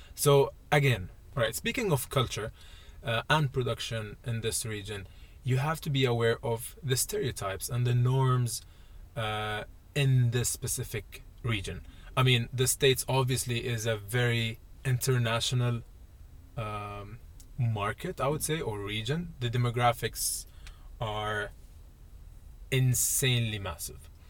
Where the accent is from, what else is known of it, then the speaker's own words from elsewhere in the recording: Dubai, United Arab Emirates; moved away as an adult; I'm from I'm from Dubai